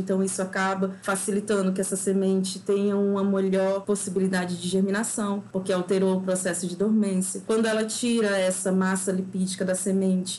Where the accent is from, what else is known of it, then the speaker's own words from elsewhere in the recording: Acre, Brazil; moved away as an adult; also born or lived in Minas Gerais; now in Lavras, Brazil; eu estou me mineira há quase quatro anos, mas eu sou acriana